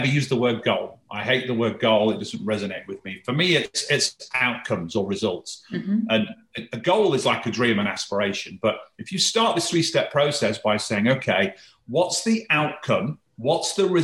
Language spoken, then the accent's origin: English; the north of England, United Kingdom; I was born and raised in Northern England, a very working class family.